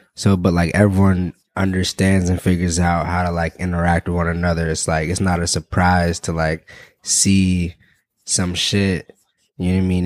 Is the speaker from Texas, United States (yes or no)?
no; Pittsburgh, Pennsylvania, United States; now in Chicago, United States; I'm from Pittsburgh, Pennsylvania